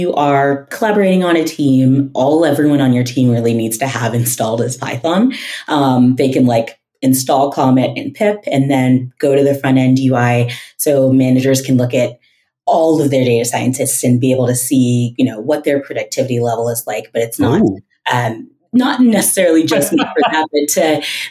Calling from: Denver, Colorado, United States; I am in Denver, Colorado.

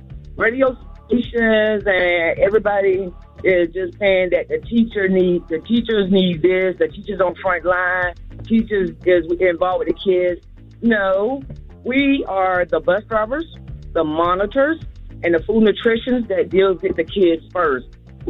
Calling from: Savannah, Georgia, United States; I'm calling from Savannah, Georgia.

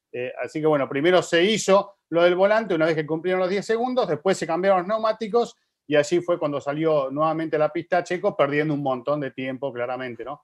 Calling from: Bogotá, Colombia; eh, Colombia, Bogotá.

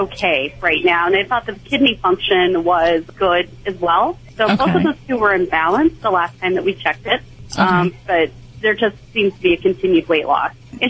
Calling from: Houston, Texas, United States; I'm calling from Houston, Texas.

